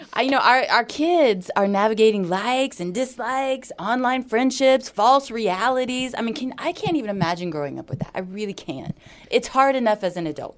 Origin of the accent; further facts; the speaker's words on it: Hawaii, United States; moved away; I grew up in Hawaii